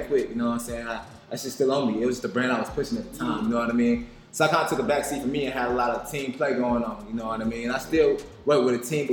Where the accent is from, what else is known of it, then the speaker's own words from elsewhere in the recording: Atlanta, Georgia, United States; I'm from Atlanta. I've been in Atlanta my whole life. Yeah. I'm from Henry County